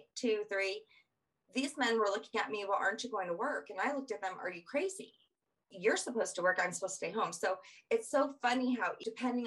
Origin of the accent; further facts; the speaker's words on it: Colorado, United States; also born or lived in Southern United States; I'm Southern, so I'm from Southern background, and I came to Colorado. So growing up here